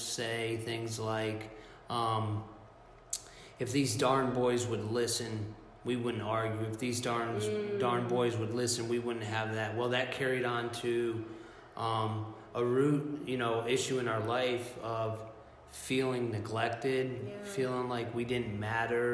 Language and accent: English; South Florida, United States; I was born and raised in South Florida